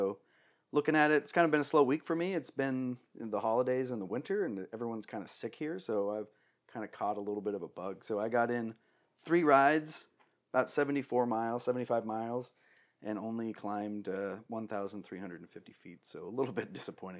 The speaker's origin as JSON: {"language": "English", "town": "Phoenix", "region": "Arizona", "country": "United States", "said": "We're from Phoenix, you know, in Arizona."}